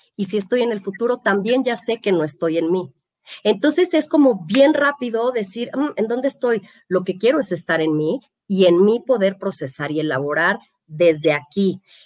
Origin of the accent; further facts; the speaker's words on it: Mexico; somos mexicanos